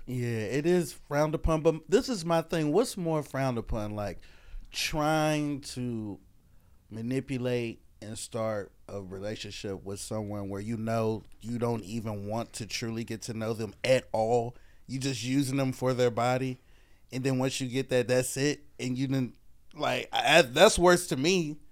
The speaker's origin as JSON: {"language": "English", "region": "the Carolinas", "country": "United States", "also_born_or_lived": "Oakland, California", "said": "from the Carolinas, but I was born in Oakland"}